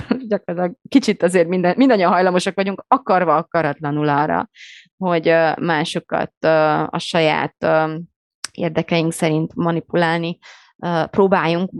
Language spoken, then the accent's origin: Hungarian; Romania; moved away; én Romániában nőttem fel